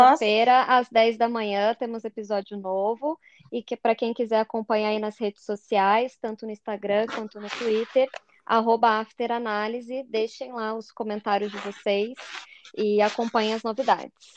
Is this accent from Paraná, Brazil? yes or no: yes; Curitiba, Paraná, Brazil; accent: curitibano; also born or lived in Fortaleza; ficou evidente o meu sotaque curitibano